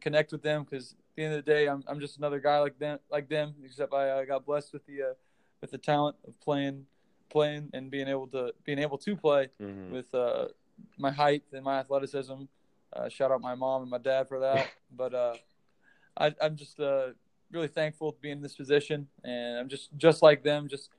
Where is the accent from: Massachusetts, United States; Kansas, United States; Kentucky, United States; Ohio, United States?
Kansas, United States; Having that Jayhawk mentality from birth, really. All my family is real hardcore Jayhawk fans.